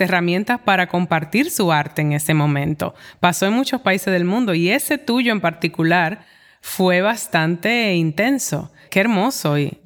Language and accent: Spanish; Dominican Republic; also born or lived in New York; now in Santo Domingo, Dominican Republic; ahora estoy de vuelta en Santo Domingo y tengo que lidiar con mi país de origen